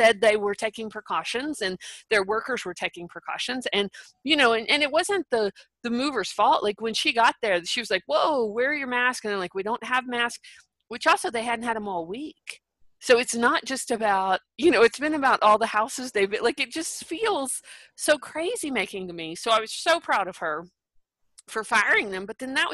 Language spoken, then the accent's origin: English; Texas, United States; I'm from Texas.